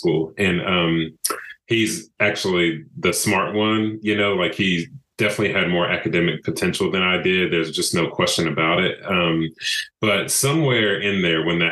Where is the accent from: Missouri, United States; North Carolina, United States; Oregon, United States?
North Carolina, United States; Brevard; also born or lived in Greensboro, North Carolina / Purdue University, Indiana; I'm from Western North Carolina, a small town called Brevard